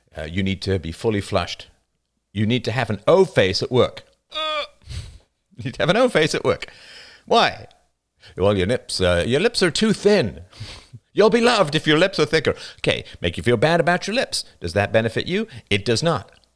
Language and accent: English; United Kingdom; accent: British; now in Canada